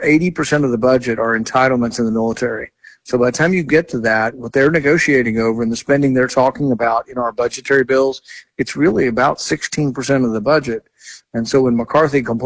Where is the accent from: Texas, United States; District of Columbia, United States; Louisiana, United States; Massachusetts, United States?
Texas, United States; now in Kentucky, United States; I grew up in Texas